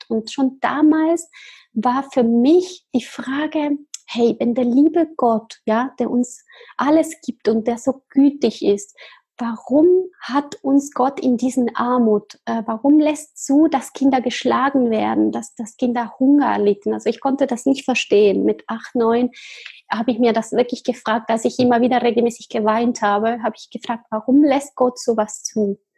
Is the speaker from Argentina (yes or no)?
yes; Argentina; born there; German is a second language; Ja, also ich bin in Argentinien geboren, ich bin halb Argentinierin und halb Chilenerin.